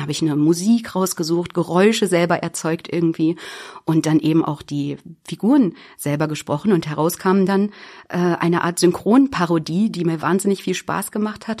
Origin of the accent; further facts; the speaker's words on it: Büddenstedt, Lower Saxony, Germany; Also ich bin aus der Weltmetropole Büttenstedt, das ist hier in der Region im Landkreis Helmstedt.